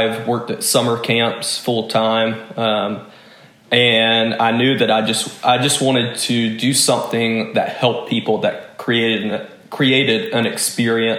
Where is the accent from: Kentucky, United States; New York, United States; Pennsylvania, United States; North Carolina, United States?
North Carolina, United States; Kinston; moved away as an adult; now in Arlington, United States; I am from Eastern North Carolina, a small town called Kinston. I was born and raised there